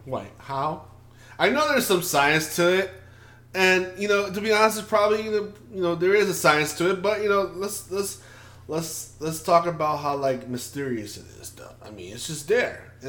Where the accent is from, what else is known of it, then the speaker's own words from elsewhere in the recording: New York City, New York, United States; Originally from New York City